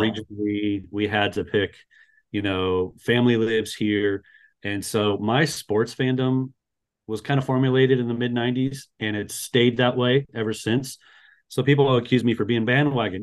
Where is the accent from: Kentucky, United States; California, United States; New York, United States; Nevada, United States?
Nevada, United States; Las Vegas; also born or lived in Florida; I'm from Las Vegas, Nevada, uh, born and raised